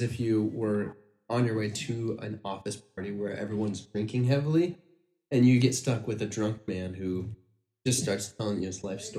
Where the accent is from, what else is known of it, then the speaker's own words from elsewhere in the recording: Michigan, United States; also born or lived in Alaska; When I was five, we moved from, well, when I was four, the end of being four into five, we moved from Alaska to Michigan.